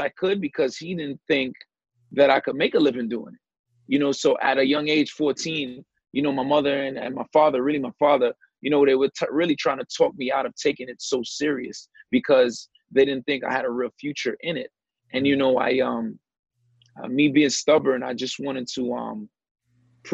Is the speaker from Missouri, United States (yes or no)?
no; New York City, New York, United States; I grew up in the Brownsville section of Brooklyn